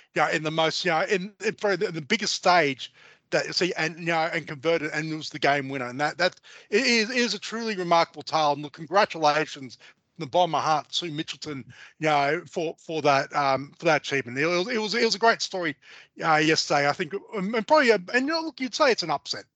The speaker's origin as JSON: {"language": "English", "country": "Australia", "said": "we as Australian sports uh, followers and football supporters"}